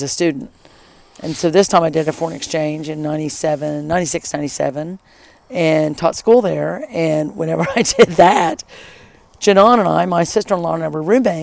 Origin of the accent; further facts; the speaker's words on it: Oklahoma City, Oklahoma, United States; I grew up in Oklahoma City. Grew up in Oklahoma City. Went to Putnam Heights Elementary and then Harding Middle School and Northwest Classen High School